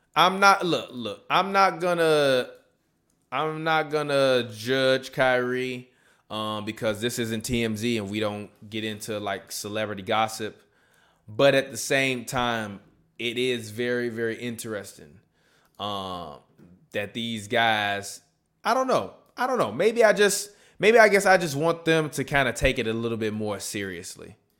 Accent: Chicago, Illinois, United States; my hometown team, the Chicago Bucks

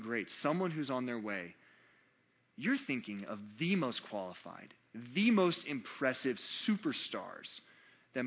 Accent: North Carolina, United States; I'm from North Carolina

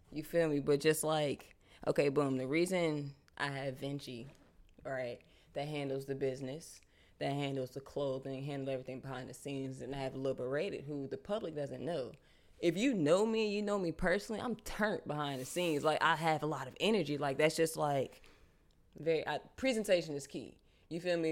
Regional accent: Charlotte, North Carolina, United States; also born or lived in Brooklyn, New York; I was born in Brooklyn, but I grew up in Charlotte.

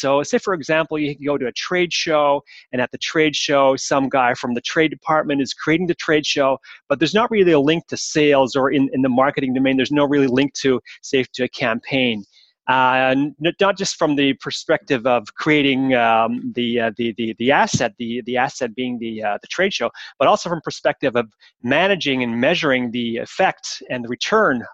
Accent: Montreal, Quebec, Canada; now in Switzerland; I'm Canadian from origin, so I am, and I'm from Montreal

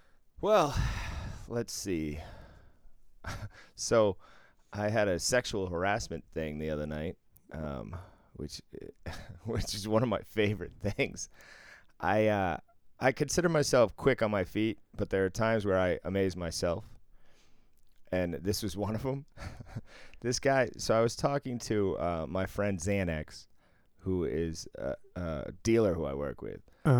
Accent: Ireland; And I'm Irish, so you're going to have to zoom in if you want to see something.

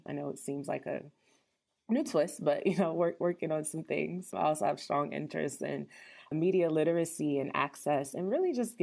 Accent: New Jersey, United States; also born or lived in Syracuse, New York; I am from New Jersey, initially born and raised

